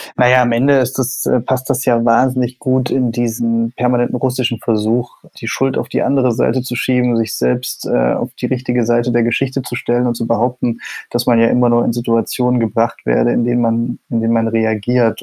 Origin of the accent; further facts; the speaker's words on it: East Germany, Germany; ich bin ja Ostdeutscher und mhm. habe das sozusagen auch in meinem Aufwachsen, in meiner Familie immer erlebt